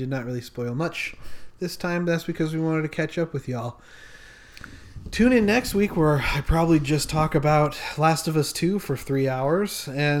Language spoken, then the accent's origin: English; Utah, United States; I'm from Utah.